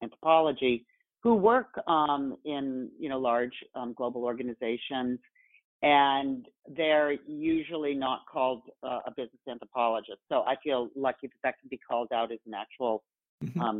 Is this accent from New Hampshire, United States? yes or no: yes; New Hampshire, United States; I'm from New Hampshire